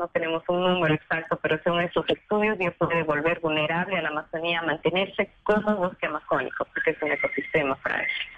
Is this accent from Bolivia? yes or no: yes; Bolivia; moved away as an adult; now in Brazil; yo soy boliviana, ese fue el proyecto que me llevó al Brasil.